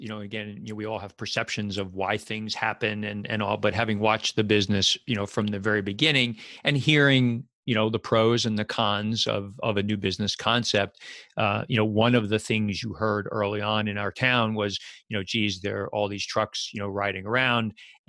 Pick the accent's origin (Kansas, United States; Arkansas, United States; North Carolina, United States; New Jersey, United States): New Jersey, United States; Westfield; And you started this business in my town, my hometown here, Westfield, New Jersey.